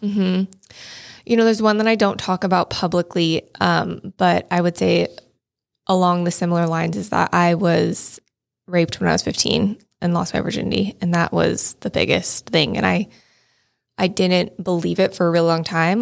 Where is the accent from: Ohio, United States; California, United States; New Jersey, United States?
California, United States; Shingle Springs; also born or lived in Marin County; I grew up in Shingle Springs, which is like a small town outside of Placerville